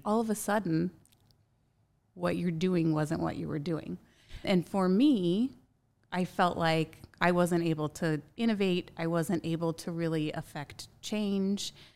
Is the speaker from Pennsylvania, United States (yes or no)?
no; Indianapolis, Indiana, United States; I grew up here in Indianapolis